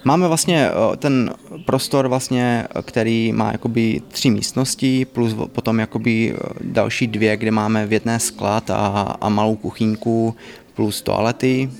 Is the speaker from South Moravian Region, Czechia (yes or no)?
yes; Znojmo, South Moravian Region, Czechia; My jsme oba dva znojmáci, … je vlastně eh, z Kravska, já jsem jakoby ze Znojma